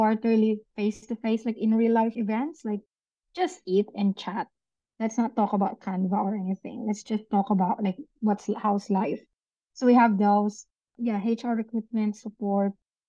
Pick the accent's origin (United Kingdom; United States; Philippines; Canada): Philippines; moved away as an adult; also born or lived in New Zealand / Dubai; now in Gold Coast, Australia; I'm originally from the Philippines, of course. And my whole family, except my husband, is in the Philippines.